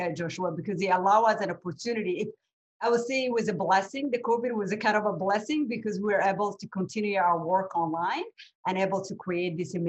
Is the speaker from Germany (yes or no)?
no; Canada; I will just speak to the perspective of Canada because I'm Canadian.